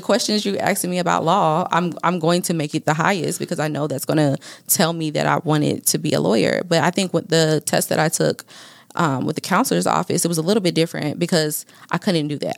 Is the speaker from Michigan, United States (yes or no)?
no; Fayetteville, North Carolina, United States; now in Dallas, United States; I am from Fayetteville, North Carolina